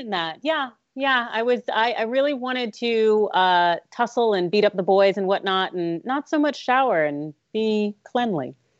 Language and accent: English; California, United States; this is my motherland